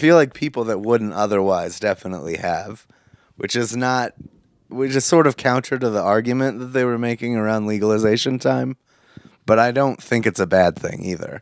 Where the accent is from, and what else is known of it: United States